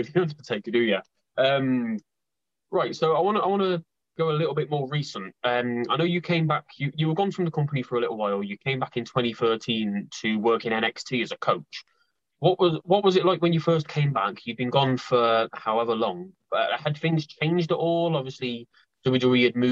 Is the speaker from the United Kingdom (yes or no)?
yes; United Kingdom; as a British wrestling fan